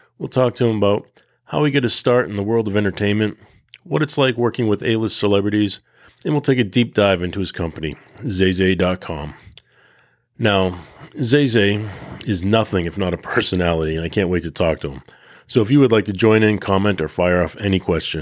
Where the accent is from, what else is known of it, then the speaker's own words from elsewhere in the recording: Peabody, Massachusetts, United States; I grew up in Peabody